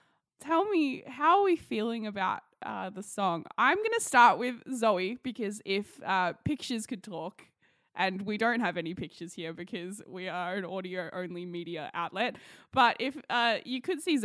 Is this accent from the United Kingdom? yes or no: no; Australia; we're Australian